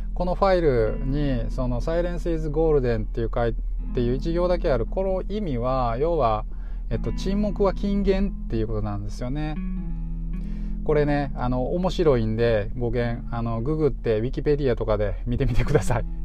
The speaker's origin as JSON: {"language": "Japanese", "town": "Sakai", "region": "Osaka", "country": "Japan", "tie": "born or raised there", "said": "堺のまあ、地元のね僕の地元の"}